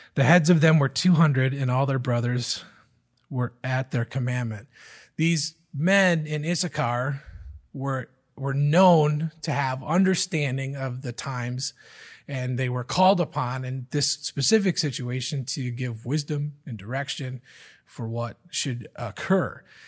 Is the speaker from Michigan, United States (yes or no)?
yes; Michigan, United States; moved away as an adult; also born or lived in Virginia; I grew up in Michigan, just like Les and Carolyn.